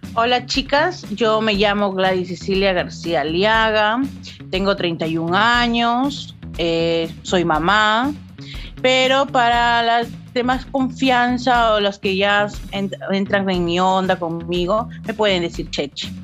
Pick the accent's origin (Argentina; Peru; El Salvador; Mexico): Peru; yo soy bien peruana, bien chola